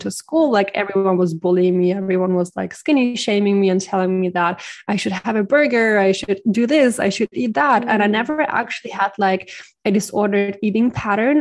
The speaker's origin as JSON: {"language": "English", "country": "Ukraine", "also_born_or_lived": "Germany", "moved": "yes", "lives_now": "Bali, Indonesia", "said": "I'm originally from the Ukraine"}